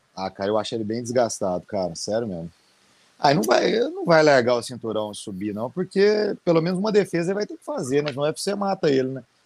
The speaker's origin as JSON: {"language": "Portuguese", "country": "Brazil", "said": "eu sou brasileiro"}